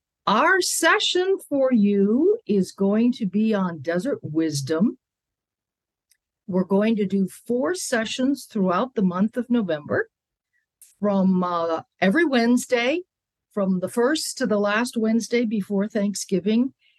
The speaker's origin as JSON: {"language": "English", "region": "Connecticut", "country": "United States", "said": "I came from Connecticut, from green meadows and hills, and thought I would always live in green."}